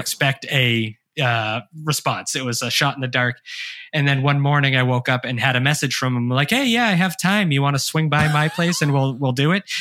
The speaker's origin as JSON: {"language": "English", "town": "Hanson", "region": "Massachusetts", "country": "United States", "tie": "born or raised there", "also_born_or_lived": "Brockton, Massachusetts", "said": "I grew up on the South Shore. Uh, I was born in Brockton. I grew up two towns over in a small town called Hanson"}